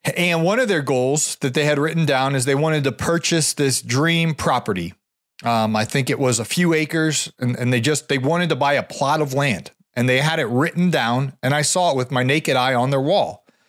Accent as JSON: {"language": "English", "region": "Ohio", "country": "United States", "tie": "born or raised there", "said": "I grew up in Ohio"}